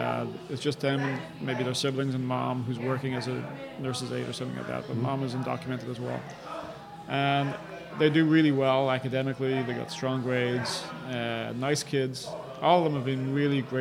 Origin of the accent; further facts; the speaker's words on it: Ireland; now in United States; I totally identify with my Irish heritage